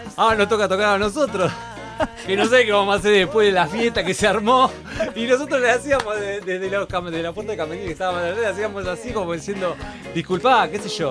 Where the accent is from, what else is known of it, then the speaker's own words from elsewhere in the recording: La Plata, Buenos Aires Province, Argentina; yo soy platense, entonces ellos no son. Ellos son todos de Capital, yo soy de La Plata.